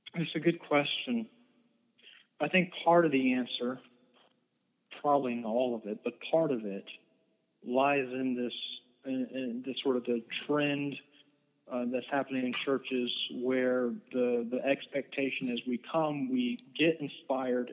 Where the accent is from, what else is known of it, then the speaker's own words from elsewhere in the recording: United States; also born or lived in Eden, North Carolina; we as American Christians